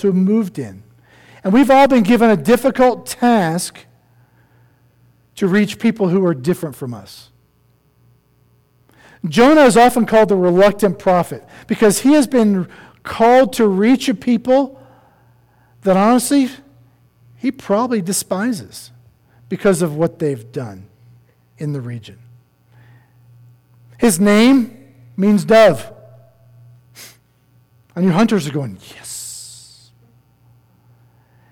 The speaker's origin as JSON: {"language": "English", "region": "East Coast", "country": "United States", "tie": "born or raised there", "moved": "yes", "lives_now": "Colorado, United States", "said": "I'm not one. I grew up on the East Coast. I was a beach bum."}